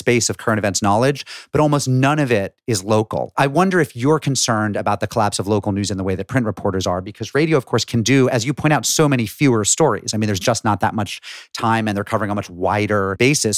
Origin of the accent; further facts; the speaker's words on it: Springfield, Massachusetts, United States; I was growing up in Springfield, Massachusetts